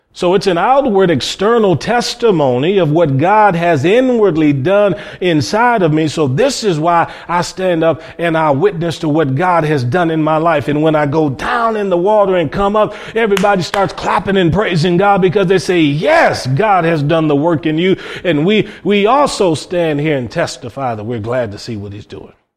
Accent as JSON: {"language": "English", "town": "Cleveland", "region": "Ohio", "country": "United States", "said": "I come from Cleveland, Ohio"}